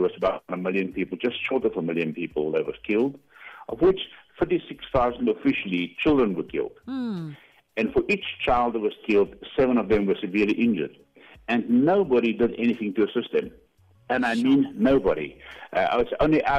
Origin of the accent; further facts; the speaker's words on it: Koster, North West, South Africa; now in White River, South Africa; I grew up in Koster